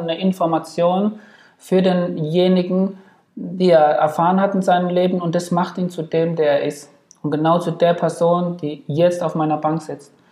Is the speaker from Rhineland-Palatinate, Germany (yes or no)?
yes; Ludwigshafen, Rhineland-Palatinate, Germany; also born or lived in Frankfurt / Bad Nauheim; Ludwigshafen ist jetzt sicherlich nicht die schönste Stadt, aber es ist meine Heimat